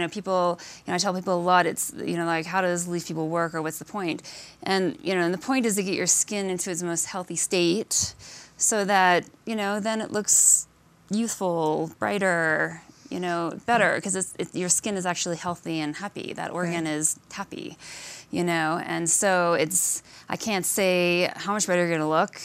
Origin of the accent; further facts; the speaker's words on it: Alaska, United States; I grew up in Alaska